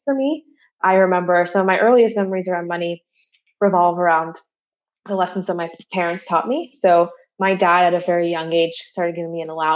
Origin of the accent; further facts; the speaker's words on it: Louisville, Kentucky, United States; also born or lived in Cuba; I was born in Cuba and my mother is Russian. And my family and I immigrated to the United States when I was 5 years old. And we eventually settled down in a city called Louisville, Kentucky